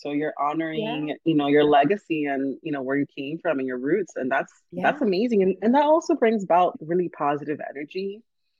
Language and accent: English; New York, United States; born there; now in Miami, United States; So I'm first generation, and I was born in New York, holla, New York. But I moved down to Miami. We moved as a family. We moved down to Miami.